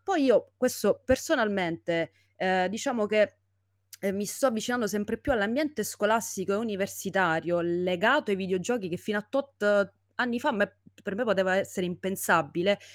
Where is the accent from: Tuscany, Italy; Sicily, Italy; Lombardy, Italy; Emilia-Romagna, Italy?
Sicily, Italy; moved away as an adult; now in Rome, Italy; io da, da siciliana sto a Roma ormai da diversi anni